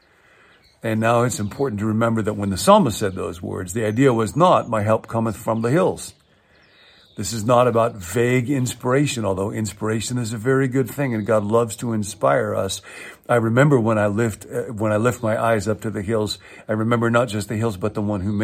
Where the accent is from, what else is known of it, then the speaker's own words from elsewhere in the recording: Midwest, United States; I grew up in the Midwest in a very flat part of the world